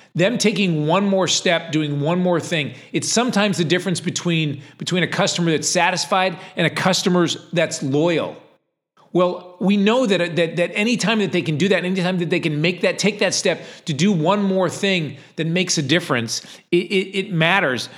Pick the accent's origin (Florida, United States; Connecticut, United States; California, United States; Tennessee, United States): Connecticut, United States; Ledyard; I lived in a small town in Connecticut, uh, called Ledyard, Connecticut